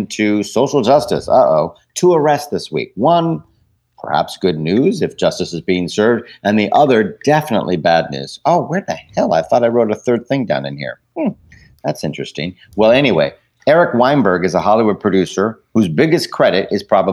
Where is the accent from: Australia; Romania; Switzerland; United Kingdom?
United Kingdom; I am British